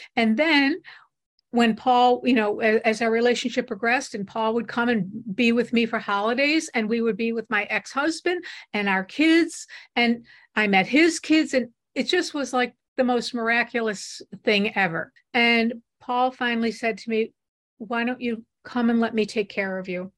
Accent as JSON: {"language": "English", "town": "Buffalo", "region": "New York", "country": "United States", "tie": "born or raised there", "said": "We grew up in Buffalo, and we both went to the University of Buffalo together"}